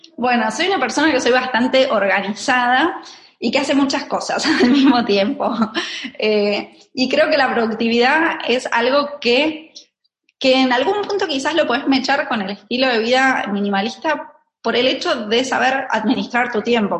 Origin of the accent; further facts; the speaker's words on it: Argentina; moved away as an adult; now in Barcelona, Spain; nací en Argentina, tengo 34 años. Eh, en este momento estoy viviendo en Barcelona